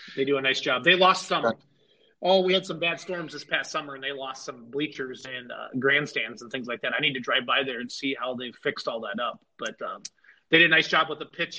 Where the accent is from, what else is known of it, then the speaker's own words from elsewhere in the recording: Iowa, United States; I grew up in Iowa